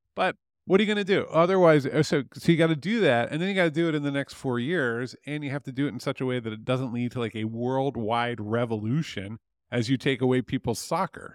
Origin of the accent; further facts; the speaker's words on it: near Philadelphia, Pennsylvania, United States; moved away; I grew up near Philadelphia